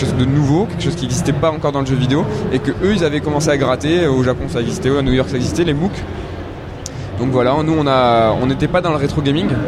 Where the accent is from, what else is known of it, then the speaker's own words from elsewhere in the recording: Toulouse, Occitania, France; nous on est Toulousain de base